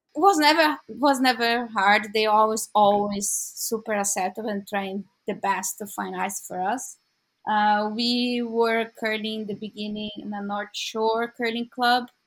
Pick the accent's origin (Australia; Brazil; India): Brazil; São Paulo; moved away as an adult; now in Vancouver, Canada; I was born in São Paulo, in Brazil